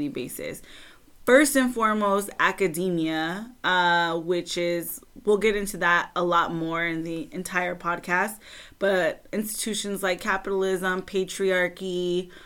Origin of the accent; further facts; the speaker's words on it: Southern California, United States; I'm from Southern California